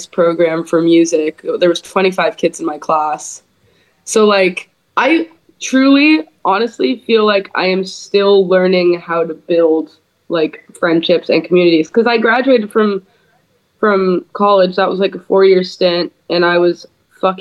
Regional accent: the Bay Area, California, United States; also born or lived in Lake Tahoe; my hometown in the Bay Area

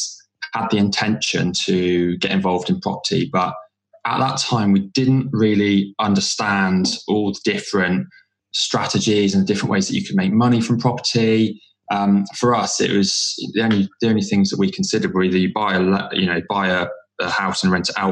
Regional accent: Bude, South West England, United Kingdom; moved away as an adult; also born or lived in Cardiff; I grew up in Cornwall, in a coastal town called Bude

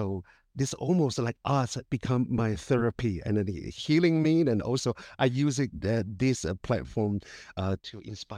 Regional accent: Taiwan; English is a second language; As a child, I feel inferior to my skin color. It's because I'm indigenous, and then my accent, I've been bullied a lot when I was little.

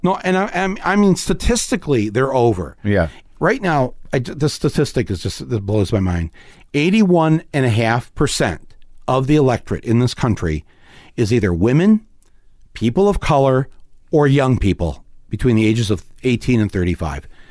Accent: Midwest, United States; we're from the Midwest

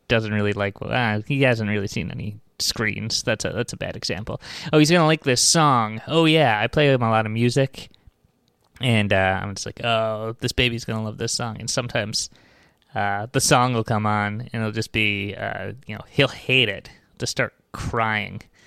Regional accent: Long Island, New York, United States; now in New York City, United States; I grew up on Long Island, which is like, you know, uh, my town was like, uh, an hour away from New York

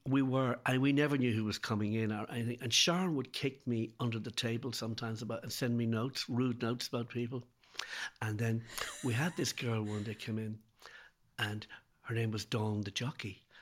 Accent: Ireland; now in Dublin, Ireland; being Irish and living, and living in Dublin

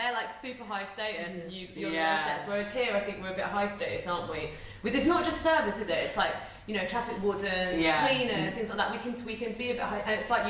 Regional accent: United Kingdom; We're so British.

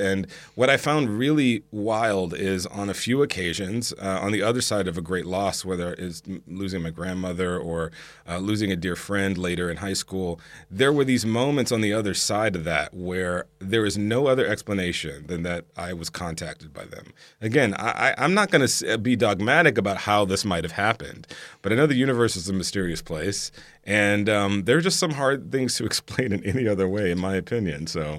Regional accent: the South, United States; I grew up Black Catholic in the South, okay?

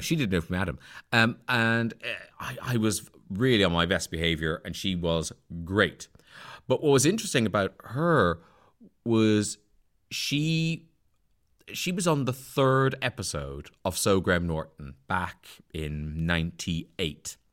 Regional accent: Ireland; moved away; I grew up a Protestant in Southern Ireland, where everyone is Catholic

